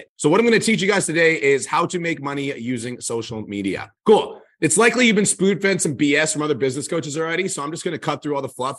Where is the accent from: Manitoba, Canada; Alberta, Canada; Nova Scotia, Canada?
Alberta, Canada; Calgary; born and raised in Calgary, Alberta